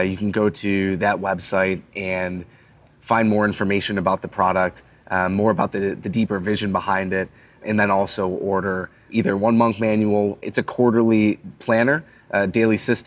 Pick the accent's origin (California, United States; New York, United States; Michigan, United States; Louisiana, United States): New York, United States; Buffalo; now in Cincinnati, United States; growing up in Buffalo, there's such a strong winter culture